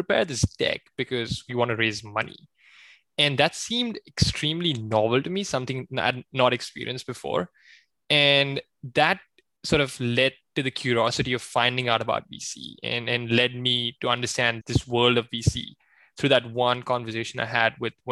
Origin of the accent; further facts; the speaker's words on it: Pune, Maharashtra, India; moved away as an adult; now in United States; So I was born and raised in India, in a city called Pune, which is not too far away from Mumbai, and eventually moved to the States from undergrad in 2016.